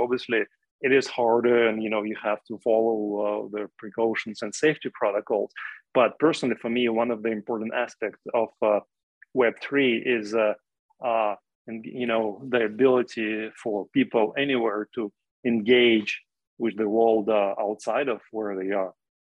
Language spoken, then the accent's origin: English; Russia; when I was growing up in the Soviet Union, for me, a tiny window into the outside world was my ability to listen to radio stations from outside of Russia, right?